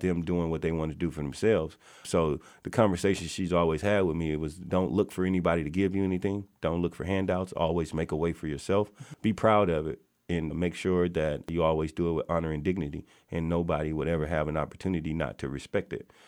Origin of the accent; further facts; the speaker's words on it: Natchez, Mississippi, United States; now in Kent, Washington, United States; I am born and raised in Natchez, Mississippi